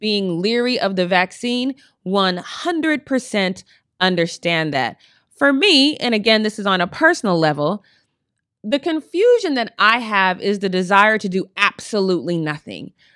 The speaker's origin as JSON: {"language": "English", "region": "Colorado", "country": "United States", "moved": "yes", "lives_now": "Long Beach, United States", "said": "I'm from Colorado"}